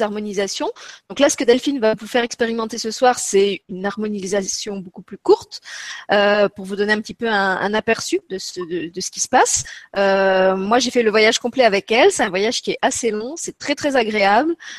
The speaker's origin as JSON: {"language": "French", "country": "Luxembourg", "said": "chez nous au Luxembourg"}